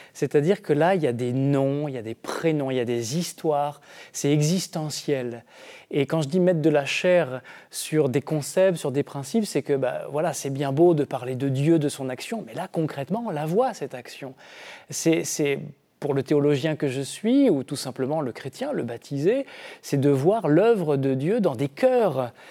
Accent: Brittany, France; dans un village rural, moi c'est là que j'ai grandi par exemple en Bretagne

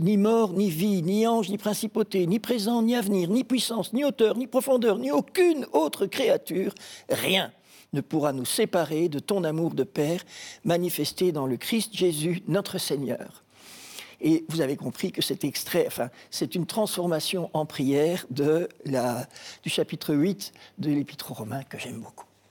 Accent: Brussels, Brussels-Capital Region, Belgium; also born or lived in Kinshasa, DR Congo; Je suis rentré très vite quand j'avais 20 mois à Bruxelles euh, avec mes parents. Et donc j'ai étudié à Bruxelles

